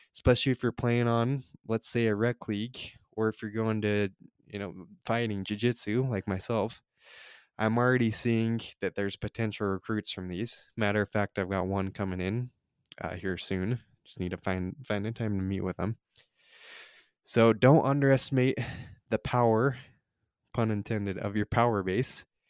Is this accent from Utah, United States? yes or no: yes; Utah, United States; moved away as an adult; now in California, United States; I grew up in Utah